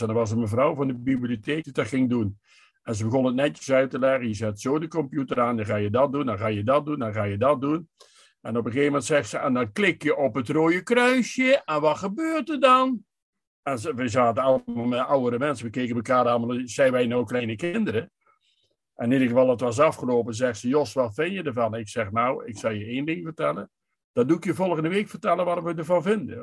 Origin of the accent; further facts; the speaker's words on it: Hulhuizen, Gelderland, Netherlands; ik kom uit eh, Hulhuizen, dat is een buurtschap eh, van de gemeente Gent aan de gemeente Lingerwaard.